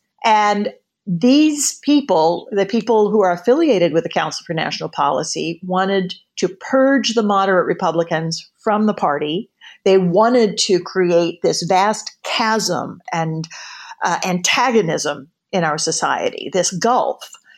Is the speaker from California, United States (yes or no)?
no; Oklahoma, United States; I'm from Oklahoma. So I saw some of these social contexts as I grew up.